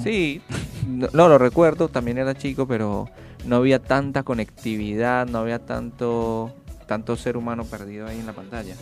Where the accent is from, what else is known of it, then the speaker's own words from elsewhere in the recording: Colombia; por más que no sea de Centroamérica, soy de Colombia